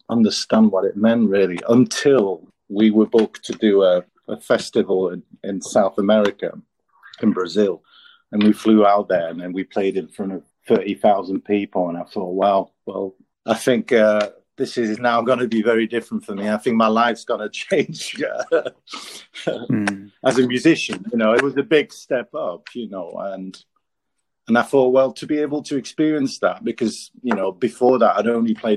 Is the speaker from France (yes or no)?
yes; France; moved away as an adult; now in Manchester, United Kingdom; I'm half French, half British, and I grew up in France.